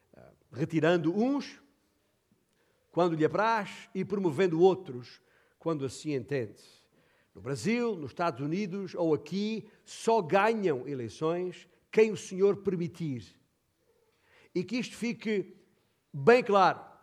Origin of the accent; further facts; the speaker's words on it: Beja, Alentejo, Portugal; minha cidade, de Beja, onde nasci